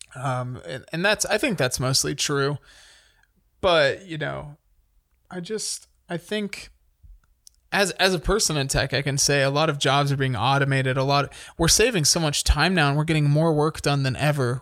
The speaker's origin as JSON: {"language": "English", "country": "United States", "said": "as an American"}